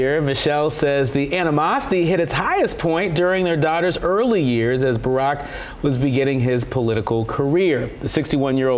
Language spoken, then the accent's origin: English; California, United States; I'm from California